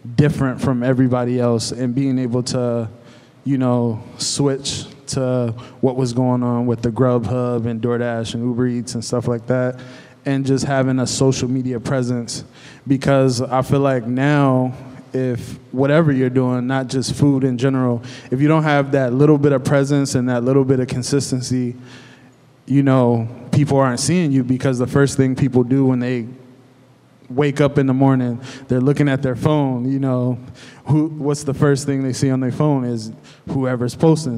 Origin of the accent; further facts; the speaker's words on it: Cleveland, Ohio, United States; now in Lancaster, United States; I'm originally from Cleveland